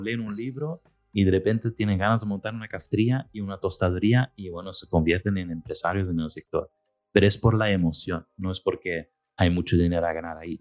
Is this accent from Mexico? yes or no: no; Belgium; moved away; yo soy del norte, soy de Bélgica